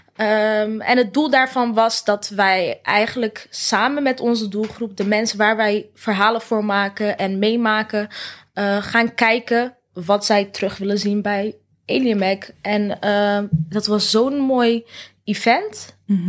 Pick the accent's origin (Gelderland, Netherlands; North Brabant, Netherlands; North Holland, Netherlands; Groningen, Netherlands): North Brabant, Netherlands; wij komen uit Brabant allebei